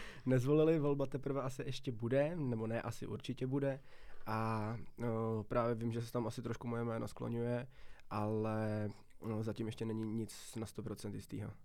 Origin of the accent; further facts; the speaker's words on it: Vacov, South Bohemian Region, Czechia; moved away as an adult; now in České Budějovice, Czechia; Já jsem tady v podstatě ze Šumavy, kousek od Strakonic, pak je tam taková, takový městečko jménem Vacov a já bydlím ještě v takový malinký vesnice jménem Dobrý